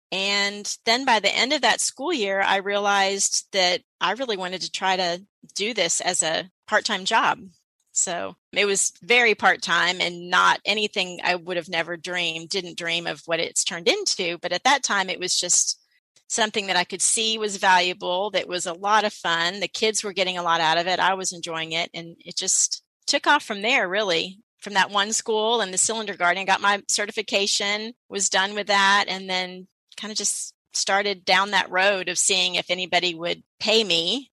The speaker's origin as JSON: {"language": "English", "town": "Houston", "region": "Texas", "country": "United States", "tie": "born or raised there", "also_born_or_lived": "St. Louis, Missouri", "said": "I was born in St. Louis. St. Louis, huh? Mm-hmm. Yeah. And then we moved here when I was 7. So pretty much grew up in Inwood Forest area."}